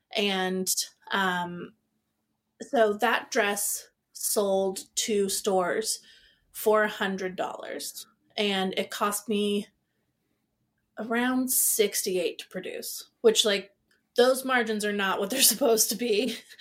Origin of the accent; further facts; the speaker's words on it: Seattle, Washington, United States; I grew up in Seattle